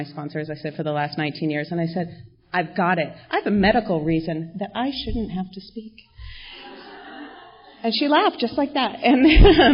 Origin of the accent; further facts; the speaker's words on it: La Crescenta, California, United States; We grew up together in La Crescenta, where I live now